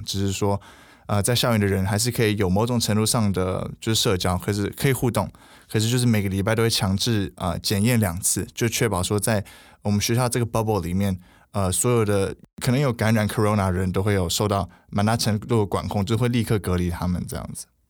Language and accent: Chinese; Taiwan; now in United States; 我要回台湾